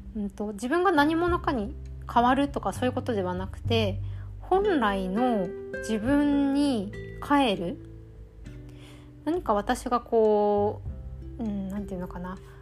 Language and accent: Japanese; Nichinan, Miyazaki, Japan; moved away; 地元の宮崎の日南に帰っててで前半はゲストハウスに滞在してそれこそ地元だけど実家からはちょっと離れたところにステイして